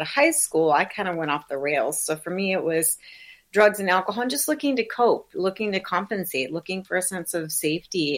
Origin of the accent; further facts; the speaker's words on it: South Dakota, United States; I was raised in South Dakota in the Midwest, in the middle of nowhere in a very small town, pre-internet